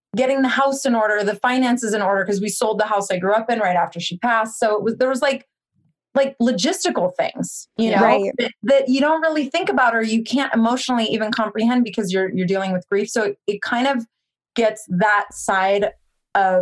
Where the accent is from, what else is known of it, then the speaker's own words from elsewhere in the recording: Cupertino, California, United States; I grew up in Cupertino, which is the home of the Apple computers